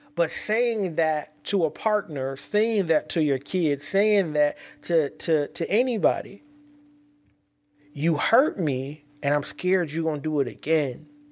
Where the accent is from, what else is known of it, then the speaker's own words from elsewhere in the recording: California, United States; I'm from Cali